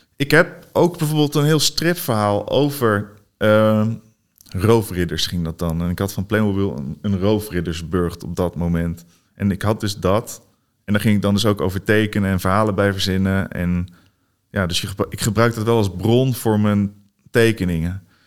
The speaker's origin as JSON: {"language": "Dutch", "town": "Barneveld", "region": "Gelderland", "country": "Netherlands", "tie": "born or raised there", "also_born_or_lived": "Hoevelaken", "said": "Ik groeide op in Barneveld. Daarna in Hoevelaken."}